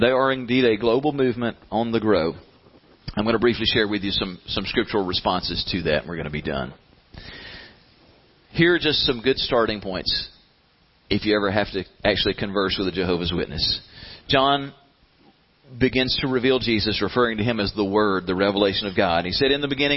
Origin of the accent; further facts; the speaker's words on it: the South, United States; We're from the South.